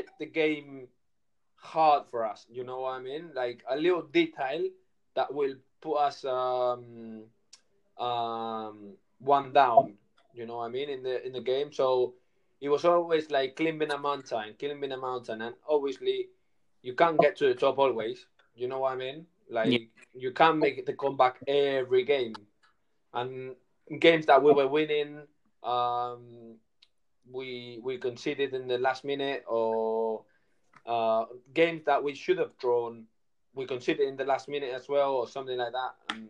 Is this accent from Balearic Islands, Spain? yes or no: no; Barcelona, Catalonia, Spain; I'm from Barcelona